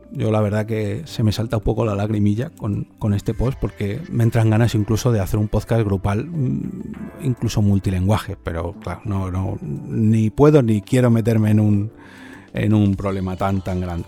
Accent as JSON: {"language": "Spanish", "country": "Spain", "said": "este podcast se produce en España, porque soy español"}